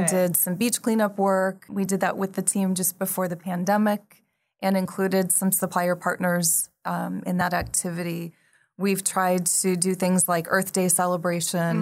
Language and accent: English; the West, United States; moved away as an adult; now in Taipei, Taiwan; I grew up in the West